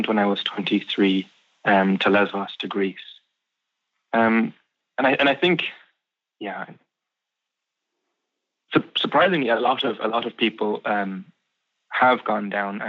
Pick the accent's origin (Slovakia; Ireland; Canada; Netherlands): Ireland; Castlegregory, Munster; So I grew up in Ireland. I would consider myself a Kerry man